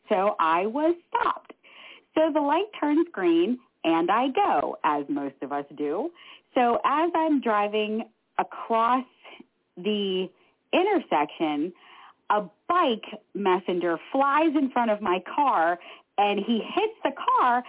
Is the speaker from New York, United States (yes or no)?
no; Pittsburgh, Pennsylvania, United States; I'm from Pittsburgh